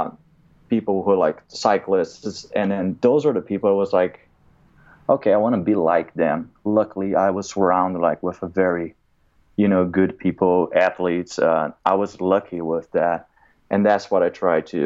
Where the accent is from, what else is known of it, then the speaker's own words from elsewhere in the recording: Brazil; now in United States; I grew up in Brazil. I'm an immigrant in America